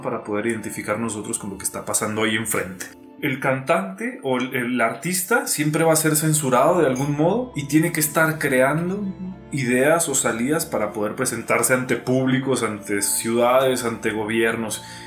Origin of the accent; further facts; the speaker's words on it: Cuauhtémoc, Chihuahua, Mexico; also born or lived in Mexico City; soy de aquí de Ciudad Cuauhtémoc, Chihuahua